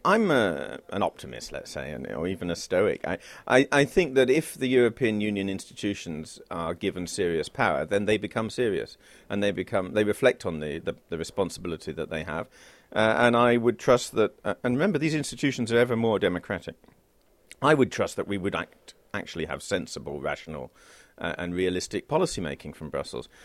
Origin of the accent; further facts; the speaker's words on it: United Kingdom; as a British citizen